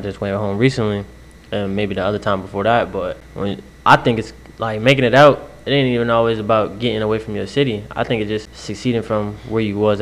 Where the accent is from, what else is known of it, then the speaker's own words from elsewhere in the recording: Waterbury, Connecticut, United States; I'm from Waterbury, Connecticut.